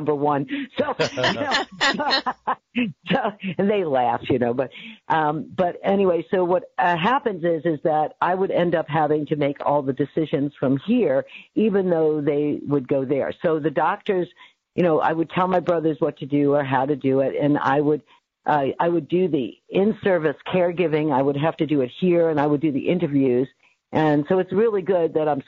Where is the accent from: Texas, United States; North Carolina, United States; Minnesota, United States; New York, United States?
New York, United States; Staten Island / New Rochelle; born or raised there; moved away as an adult; also born or lived in Bronx, New York / Staten Island, New York; now in California, United States